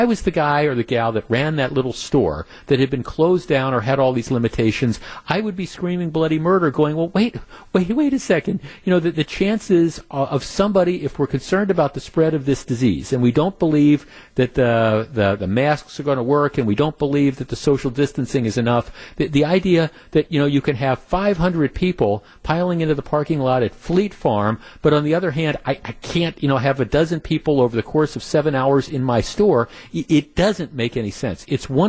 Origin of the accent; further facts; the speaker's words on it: Oconto, Wisconsin, United States; Jeff, I'm from Oconto.